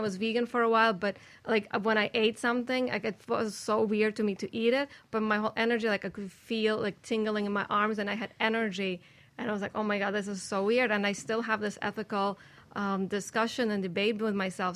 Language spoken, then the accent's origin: English; Saint Petersburg, Russia; moved away; I'm from St. Petersburg, Russia. We did not have anything raw in January